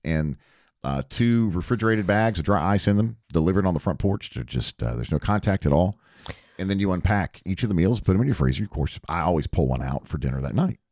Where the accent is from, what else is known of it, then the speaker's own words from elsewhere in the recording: Hickory, North Carolina, United States; worked at a A M Country station in my hometown of Hickory, North Carolina.